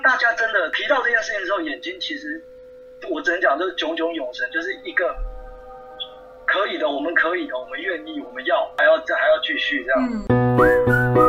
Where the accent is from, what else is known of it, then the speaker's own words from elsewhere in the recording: Taiwan; first language Taiwanese Hokkien; Chinese is a second language; 我其实我的母语就是台语